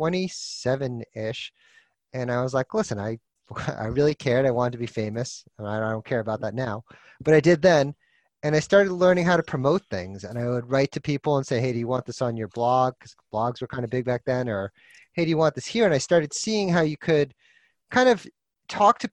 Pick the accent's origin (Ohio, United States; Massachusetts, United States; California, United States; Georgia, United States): Massachusetts, United States; Andover; moved away as an adult; also born or lived in Santa Barbara / Romania / San Diego / Philadelphia; now in London, United Kingdom; a little town outside of Boston called Andover